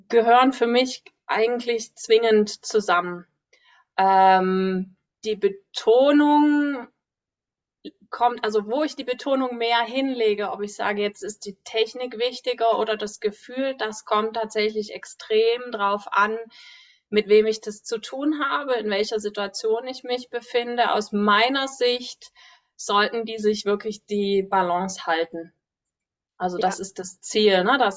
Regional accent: Dresden, Saxony, Germany; Ich bin Reitlehrerin, Ausbilderin aus Dresden.

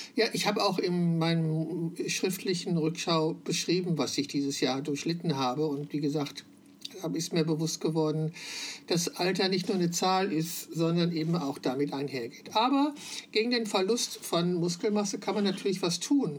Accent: Wülfrath, North Rhine-Westphalia, Germany; moved away as an adult; dieser Stadt verbindet, in der ich geboren und 21 Jahre gelebt habe

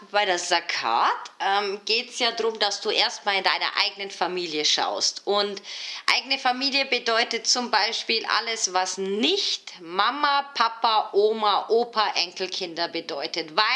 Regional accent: Turkey; now in Switzerland; Weil ganz ehrlich, ich bin Türkin. Ich schaue immer gleich halt, wo in der Türkei könnte ich mein Geld dieses Jahr loswerden.

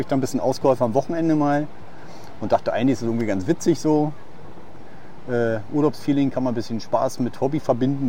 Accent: Neuruppin, Brandenburg, Germany; moved away as an adult; now in Tenerife, Spain; ich bin ja gebürtig aus Neuruppin

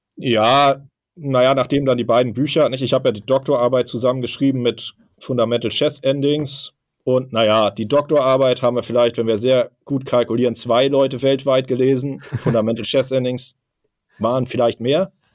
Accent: Hamburg, Germany; born or raised there

